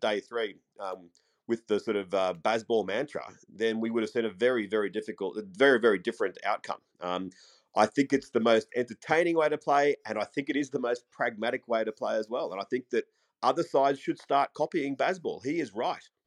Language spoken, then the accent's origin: English; Australia; as an Australian